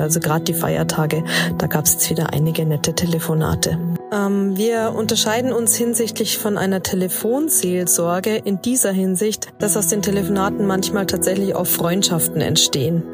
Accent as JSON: {"language": "German", "country": "Germany", "said": "bei uns in Deutschland"}